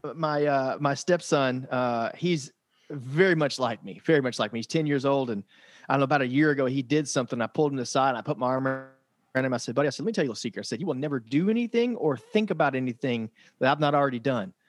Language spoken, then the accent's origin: English; Frankfort, Kentucky, United States; I'm from Frankfort, Kentucky